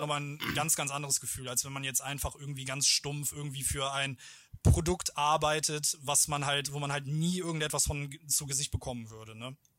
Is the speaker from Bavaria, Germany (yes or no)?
no; German–Dutch border region, North Rhine-Westphalia, Germany; weil ich halt hier aus der Grenzregion komme, hier aufgewachsen bin